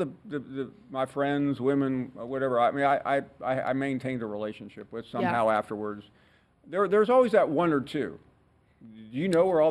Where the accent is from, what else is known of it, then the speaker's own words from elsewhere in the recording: Tennessee, United States; I'm from Tennessee